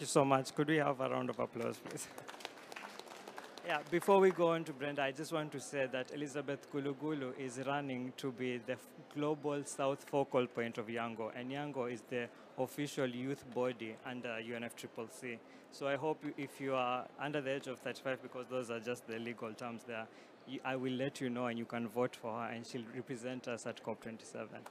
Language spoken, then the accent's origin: English; Kenya; I work for the UN Climate Champions, and I'm from Kenya